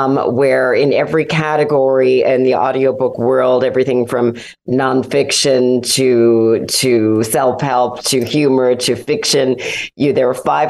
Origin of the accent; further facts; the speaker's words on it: Los Angeles, California, United States; also born or lived in Santa Barbara, California / Montecito, California; I was actually born in Los Angeles, went to grammar school in L.A., and then my family bought their Santa Barbara home here in Montecito in 1968.